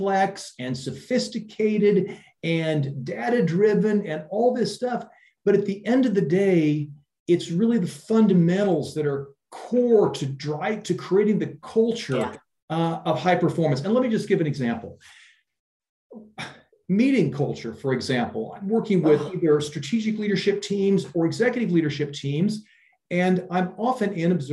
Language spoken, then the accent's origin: English; Iowa, United States; moved away as an adult; also born or lived in Silicon Valley, United States; now in Europe; I'm originally from Iowa, which is the middle part of the United States.